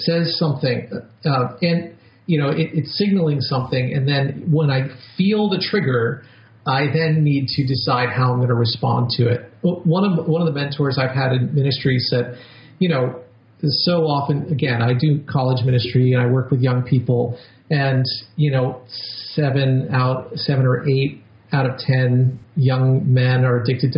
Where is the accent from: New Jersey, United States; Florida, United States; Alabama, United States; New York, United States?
New York, United States; I'm a New Yorker